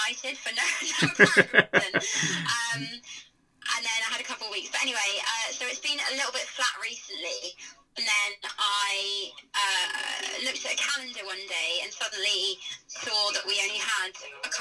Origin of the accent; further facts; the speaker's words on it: Tunbridge Wells, South East England, United Kingdom; moved away as an adult; now in Bournemouth, United Kingdom; I'm originally from Tunbridge in Kent. I grew up in the Guides